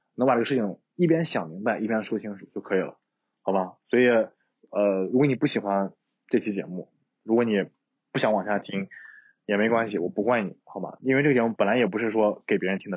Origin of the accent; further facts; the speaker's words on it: Shanxi, China; 我山西人，酒量好